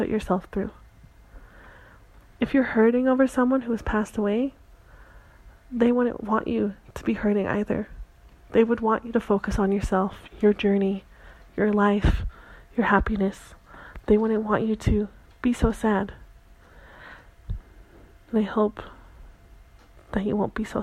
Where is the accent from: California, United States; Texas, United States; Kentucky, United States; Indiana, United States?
California, United States; Santa Cruz; moved away; my hometown of Santa Cruz